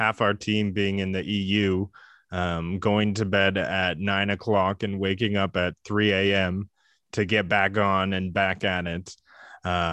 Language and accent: English; Canada; I'm a Canadian